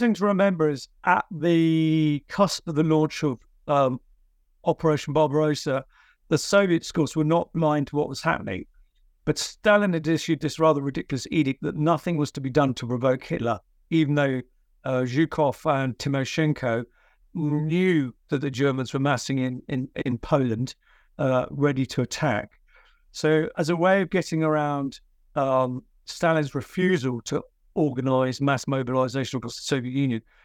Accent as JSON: {"language": "English", "country": "United Kingdom", "said": "I'm a British military historian."}